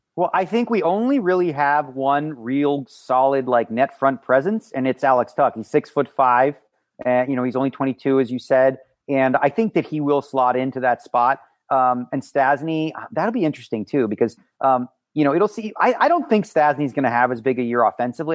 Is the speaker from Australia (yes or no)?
no; Toronto, Ontario, Canada; moved away as an adult; now in Las Vegas, United States; Well, I guess my hometown would be Toronto, but I do live in Las Vegas for the last twenty years